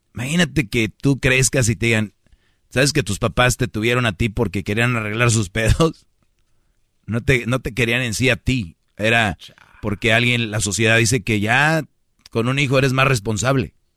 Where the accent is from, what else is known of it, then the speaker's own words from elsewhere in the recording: Monterrey, Nuevo León, Mexico; como buen regio